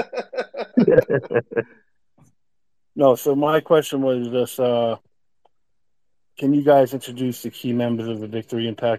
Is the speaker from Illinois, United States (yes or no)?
no; New York City, New York, United States; I'm originally from Brooklyn.